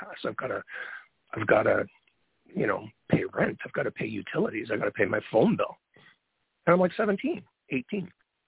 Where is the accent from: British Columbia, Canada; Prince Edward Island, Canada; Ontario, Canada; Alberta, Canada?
Ontario, Canada; London; also born or lived in Brantford, Ontario / Toronto, Ontario; I grew up in London, Ontario